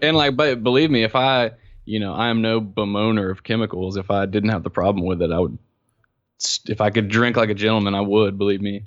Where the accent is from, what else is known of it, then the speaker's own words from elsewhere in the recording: South Carolina, United States; I'm from South Carolina, and I grew up Southern Presbyterian.